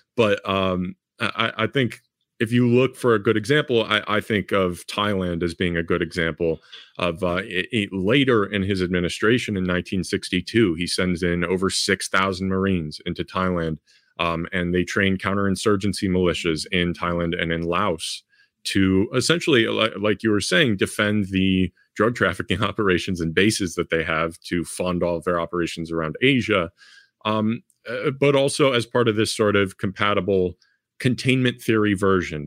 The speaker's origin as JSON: {"language": "English", "town": "Chicago", "region": "Illinois", "country": "United States", "tie": "born or raised there", "said": "here in, in my hometown"}